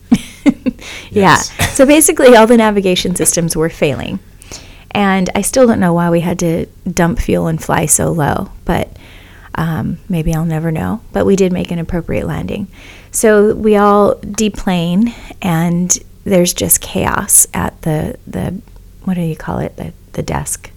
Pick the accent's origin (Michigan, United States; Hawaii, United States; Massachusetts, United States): Hawaii, United States; Kona; moved away; also born or lived in Oahu; I was born on Oahu, raised in Kona